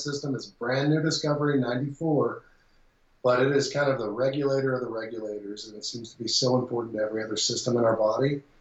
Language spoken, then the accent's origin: English; Texas, United States; moved away; I was born in Texas. I lived in Texas. I worked in Texas